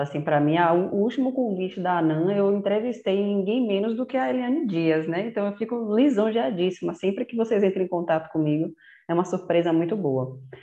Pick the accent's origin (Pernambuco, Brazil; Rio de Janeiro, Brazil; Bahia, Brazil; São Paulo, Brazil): Bahia, Brazil; Salvador; moved away as an adult; Eu nasci em Salvador, cresci lá com meus irmãos